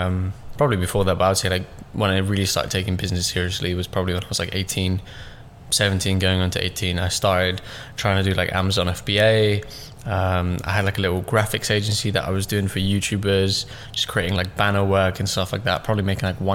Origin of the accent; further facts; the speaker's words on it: London, United Kingdom; also born or lived in Russia / Pakistan / Stoke-on-Trent; pretty much raised in London, yeah. southeast.